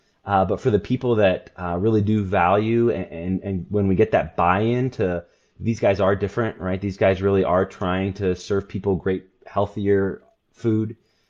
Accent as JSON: {"language": "English", "town": "Port-au-Prince", "region": "Ouest", "country": "Haiti", "tie": "born or raised there", "said": "I was a missionary kid. So I was born in Haiti, grew up in Port-au-Prince."}